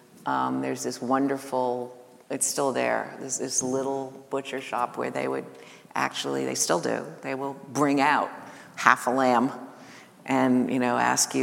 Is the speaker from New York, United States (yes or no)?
yes; New York City, New York, United States; I grew up in Greenwich Village